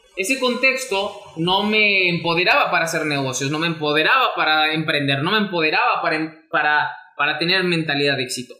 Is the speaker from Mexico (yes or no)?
yes; Mexico; mexicano, emprendedor y empresario